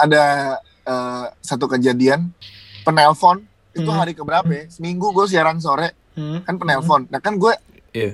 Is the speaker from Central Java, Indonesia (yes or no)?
no; Jakarta, Indonesia; now in South Tangerang, Indonesia; gue asli Jakarta gue Betawi